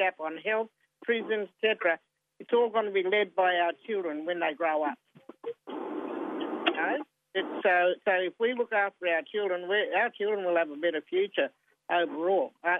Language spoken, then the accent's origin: English; Queensland, Australia; moved away as an adult; now in Victoria, Australia; I'm down from Queensland, proud Ginnaburra Bundjerung woman